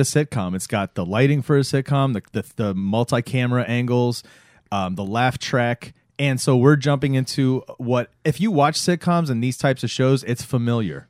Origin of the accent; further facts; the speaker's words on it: Florida, United States; growing up in Florida